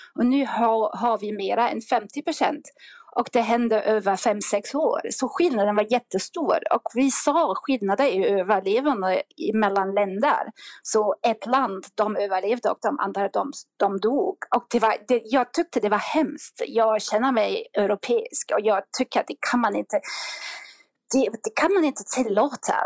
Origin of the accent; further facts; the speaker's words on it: Germany; Swedish is a second language; moved away; jag kommer från, det, hörs faktiskt, jag, jag kommer från Tyskland och jag har bott utomlands mycket, mycket, mycket tid faktiskt.